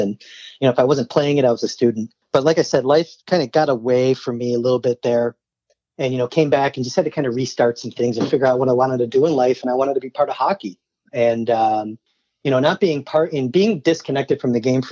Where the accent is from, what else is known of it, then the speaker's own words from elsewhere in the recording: Hamburg, New York, United States; also born or lived in College Park, Maryland; I grew up in Hamburg, New York